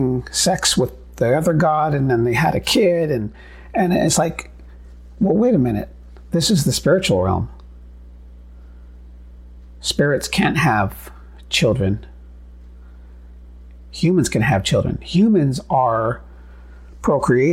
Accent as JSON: {"language": "English", "country": "United States", "said": "being Native American"}